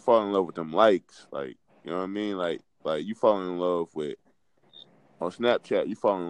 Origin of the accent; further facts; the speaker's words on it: Fayetteville, North Carolina, United States; I'm from Fayetteville, North Carolina.